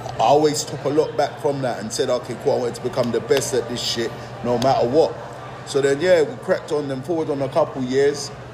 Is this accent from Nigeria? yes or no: yes; Nigeria; now in England, United Kingdom; being a Nigerian expat um, to England. Obviously, parents went, mother went to Nigeria and we were raised there